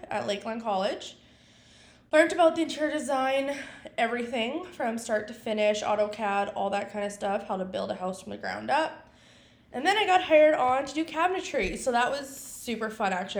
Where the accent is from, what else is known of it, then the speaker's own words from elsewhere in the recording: Regina, Saskatchewan, Canada; also born or lived in Vermilion, Alberta; born and raised in Regina